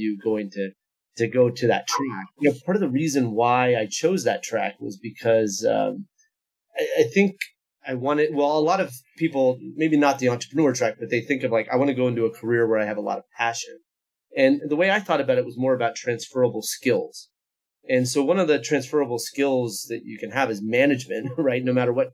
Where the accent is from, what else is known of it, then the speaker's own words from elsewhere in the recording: Foster City, California, United States; I'm from Foster City, which is in the shadow of the Oracle headquarters in Redwood Shores, sort of the old top of the Silicon Valley. And so I kind of grew up with the Silicon Valley around me